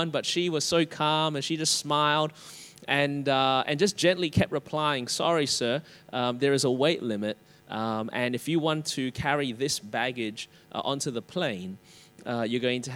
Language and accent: English; Australia; accent: Australian; my Australian accent